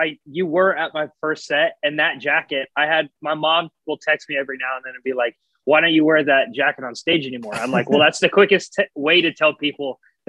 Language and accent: English; Tucson, Arizona, United States; moved away; I'm originally from Tucson, Arizona, yeah.